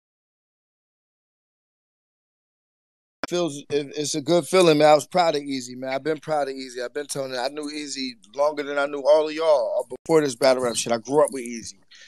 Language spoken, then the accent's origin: English; Norristown, Pennsylvania, United States; I'm from Norristown